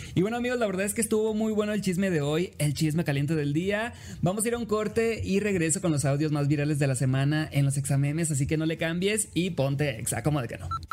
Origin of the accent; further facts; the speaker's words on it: Los Mochis, Sinaloa, Mexico; now in Mexico City, Mexico; soy originario, amigos, de Los Mochis, Sinaloa